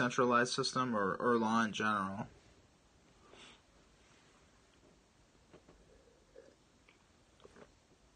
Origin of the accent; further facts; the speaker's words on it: Chicago, Illinois, United States; I'm actually from Chicago as well